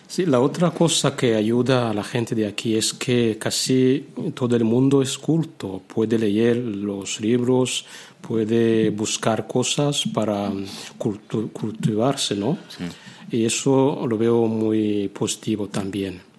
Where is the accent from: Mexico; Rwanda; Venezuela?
Rwanda; Spanish is a second language; moved away as an adult; now in Spain; En África, sobre todo en mi país, Ruanda, allí tenemos tiempo para estar más con Dios